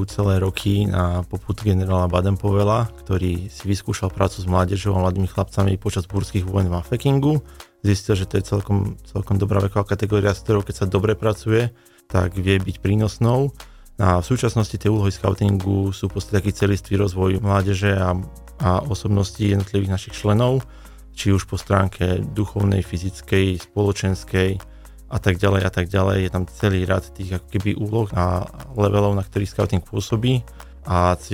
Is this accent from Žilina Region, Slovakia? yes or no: no; Nitra, Nitra Region, Slovakia; now in Banská Bystrica, Slovakia; ja som pôvodne prišiel z Nitry a tam som skautoval 20 rokov, takže kamarátime sa kade tade.